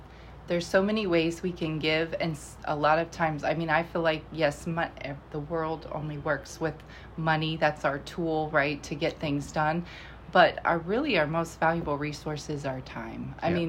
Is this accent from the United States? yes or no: yes; Virginia, United States; also born or lived in Iowa; Yes, definitely conservative, faith first. So it was kind of amazing when we moved from Iowa to Virginia.